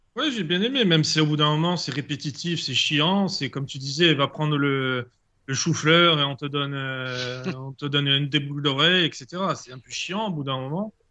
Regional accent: Ajaccio, Corsica, France; Je suis d'Ajaccio.

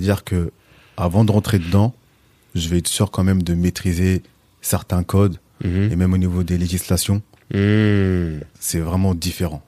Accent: L'Isle-Adam, Île-de-France, France; also born or lived in Villepinte; now in Pontoise, France; Je suis originaire de Villepinte. Mhm. Et ensuite, j'ai grandi sur l'île Adam. La plus grande majorité de ma vie. Et puis aujourd'hui, je suis sur Pontoise

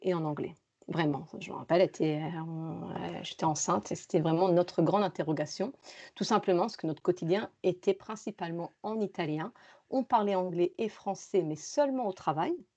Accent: France; also born or lived in Rome, Italy / Valencia, Spain; now in Granada, Spain; moi je suis française

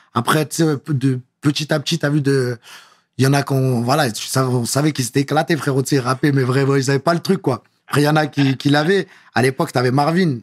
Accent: Paris, Île-de-France, France; Je suis vraiment de Belleville

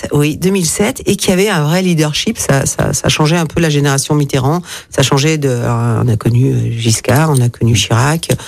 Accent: Lyon, Auvergne-Rhône-Alpes, France; also born or lived in Gers; je suis née à Lyon, je suis lyonnaise

